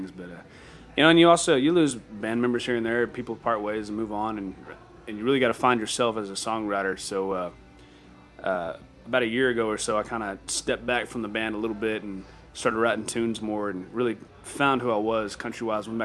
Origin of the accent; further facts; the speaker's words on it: Amarillo, Texas, United States; also born or lived in Hereford, Texas / Lubbock, Texas; I grew up in Amarillo.